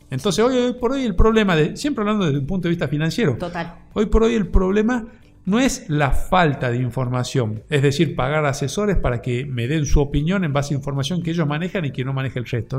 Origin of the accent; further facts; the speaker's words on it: Argentina; como argentinos